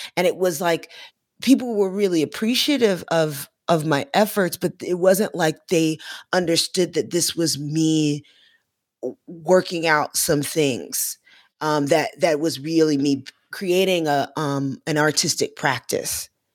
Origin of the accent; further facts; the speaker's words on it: Florida, United States; I'm from Florida